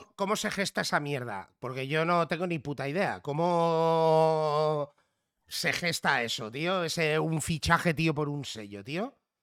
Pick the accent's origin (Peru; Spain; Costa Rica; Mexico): Spain; Catalonia; si en algo nos parecemos los catalanes y los gallegos es que por defecto nacemos con dos idiomas